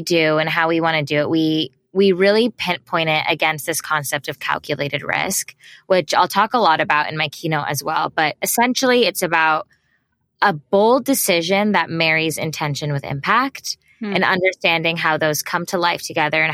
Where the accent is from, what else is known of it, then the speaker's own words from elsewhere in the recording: United States; growing up in the States